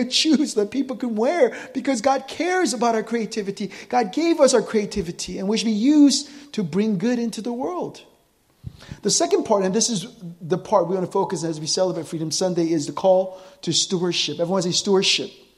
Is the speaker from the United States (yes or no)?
yes; United States; I'm American